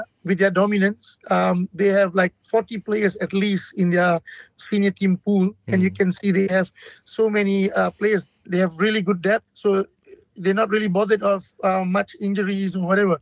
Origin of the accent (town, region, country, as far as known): Malaysia